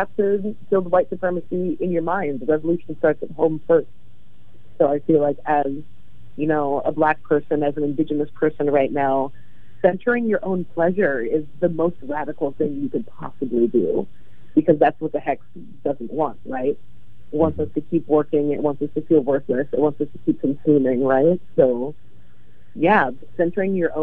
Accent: LA in the Bay Area, California, United States; now in Portland, United States; I grew up in LA in the Bay Area

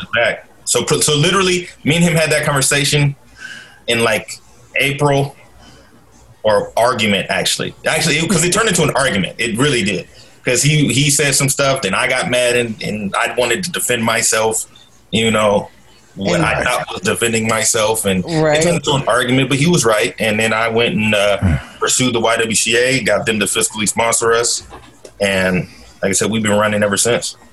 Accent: Portland, Oregon, United States; I'm originally from Portland, Oregon uh, born and raised. Uh, grew up in North and Northeast Portland

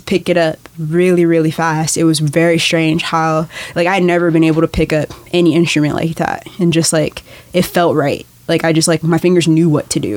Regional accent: Chicago, Illinois, United States; moved away as an adult; also born or lived in Los Angeles, California / Guatemala; now in Portland, United States; I grew up on um, just like the south side of Chicago

